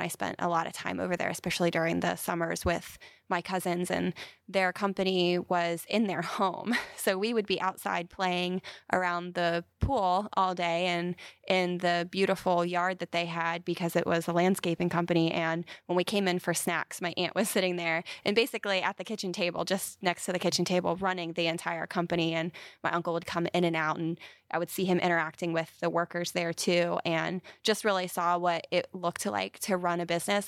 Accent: Carlisle, Pennsylvania, United States; moved away as an adult; also born or lived in Philadelphia; now in Huntsville, United States; I grew up in central Pennsylvania in a town called Carlisle

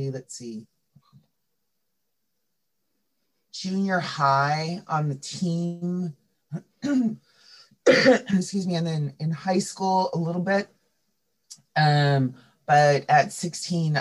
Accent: Santa Cruz County, California, United States; I grew up in Santa Cruz County

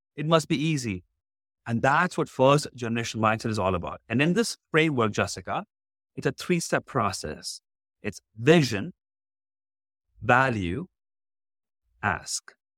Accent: India; moved away as an adult; now in Houston, United States; When I was in college, if I had not get a job, I would have got shipped back to India

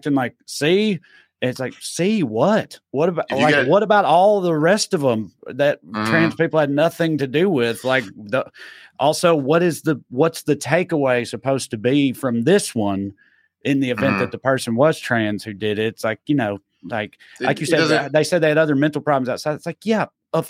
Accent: Tennessee, United States; my home state of Tennessee.

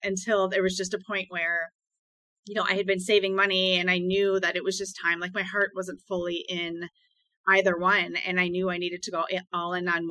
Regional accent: Wisconsin, United States; I was born and raised in Wisconsin

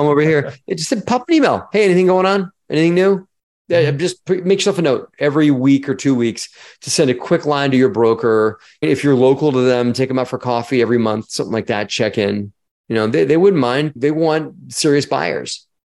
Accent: Baltimore, Maryland, United States; moved away; also born or lived in Virginia Tech (college); I was born in Baltimore, Maryland.

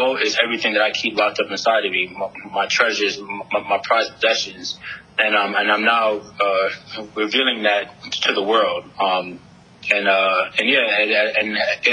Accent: New York City, New York, United States; moved away as an adult; also born or lived in Brooklyn / Japan; now in San Diego, United States; I was born in Brooklyn, raised in the Bronx

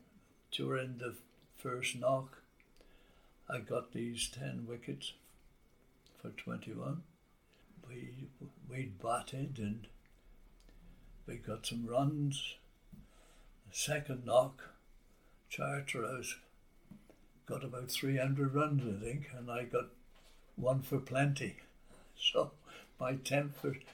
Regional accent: Newtown, Wales, United Kingdom; I was a local lad living in Newtown

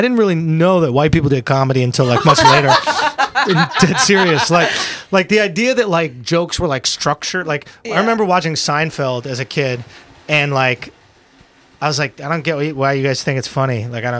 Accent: New York City, New York, United States; I grew up in Manhattan, New York City, a few blocks from here, to be honest, on Astor Place and Lafayette Street.

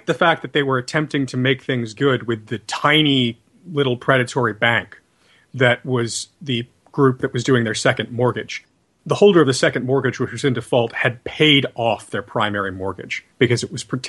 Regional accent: Fort Lauderdale, Florida, United States; my hometown of Fort Lauderdale

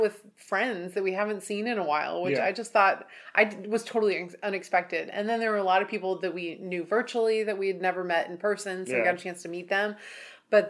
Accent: United States; we're from the U.S.

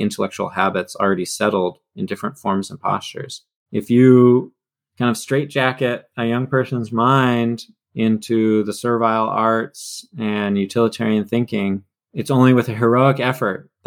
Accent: California, United States; growing up in California

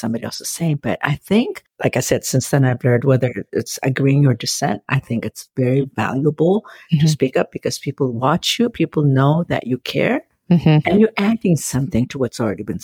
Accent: Ethiopia; now in Federal Way, United States; I'm from Ethiopia originally

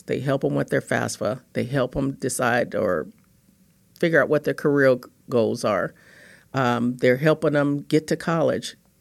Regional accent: Los Angeles, California, United States; I grew up in Los Angeles, California.

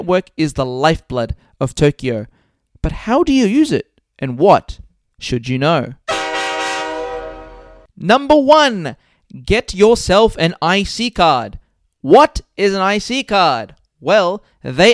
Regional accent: Melbourne, Victoria, Australia; moved away as an adult; now in Japan; I'm from Melbourne, Australia, and I've been in Japan for just over 3 years now

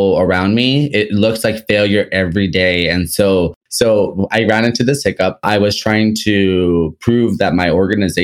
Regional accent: Los Angeles, California, United States; I'm from Los Angeles, California

